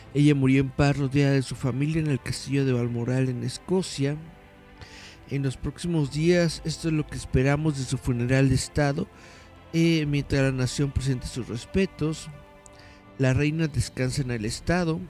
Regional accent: Mexico; Nosotros somos mexicanos

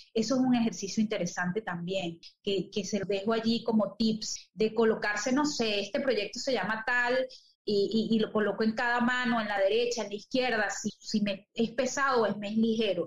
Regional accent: Venezuela; moved away as an adult; also born or lived in Chile / Paraguay; Acá ahora en, mi tierra donde este, nací

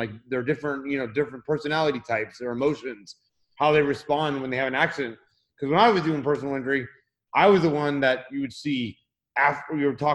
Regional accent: Tampa, Florida, United States; now in Orlando, United States; I was born and raised in Florida, actually in the Tampa Bay area, and just moved to the Orlando area about 2 months ago

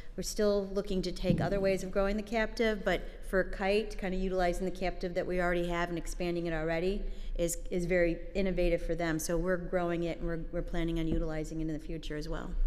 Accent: United States; I'm first American born in my family. My parents immigrated from Ireland

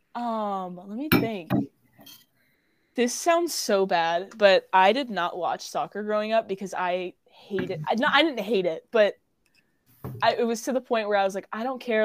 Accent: Cary, North Carolina, United States; I'm local. I'm from Cary, North Carolina

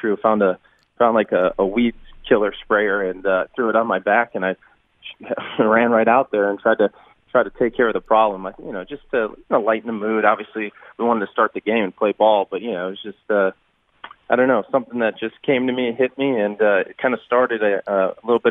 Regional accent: Cleveland, Ohio, United States; moved away; my hometown for my first All-Star game back in Cleveland, Ohio

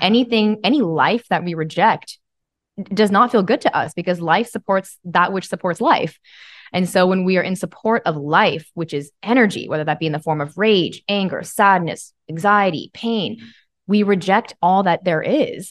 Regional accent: Bible Belt, Southern United States, United States; I was raised in the Christian Bible Belt.

